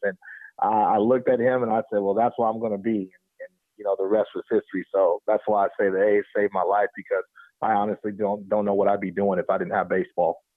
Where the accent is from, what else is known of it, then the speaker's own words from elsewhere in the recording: Oakland, California, United States; also born or lived in Alameda, California; growing up in Oakland and watching Battle of the Bay